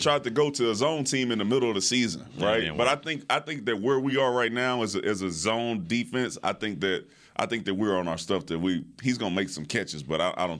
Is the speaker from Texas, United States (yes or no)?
yes; Houston, Texas, United States; I'm from Houston, though. I am from Houston.